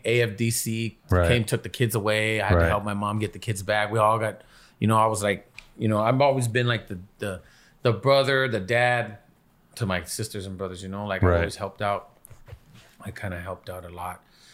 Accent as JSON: {"language": "English", "town": "Los Angeles", "region": "California", "country": "United States", "tie": "born or raised there", "said": "You know, it's how it is life growing up in Echo Park, how it used to be."}